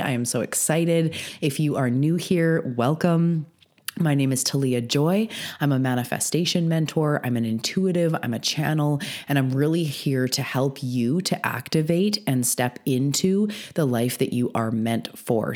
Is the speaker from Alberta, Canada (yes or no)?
no; British Columbia, Canada; I'm also a Canadian on the west coast of Canada on Vancouver Island